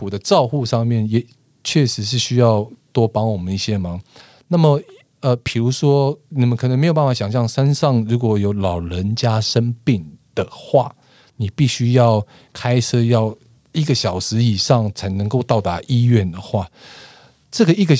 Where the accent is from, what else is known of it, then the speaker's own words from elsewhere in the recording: Taiwan; 我们台湾人其实很喜欢看电影